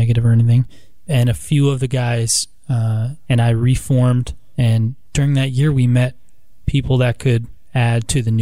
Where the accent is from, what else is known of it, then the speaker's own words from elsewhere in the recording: New Jersey, United States; moved away as an adult; also born or lived in New York City; now in Columbus, United States; I'm originally from New Jersey. I grew up, was born and raised in New Jersey, went to college in New York City.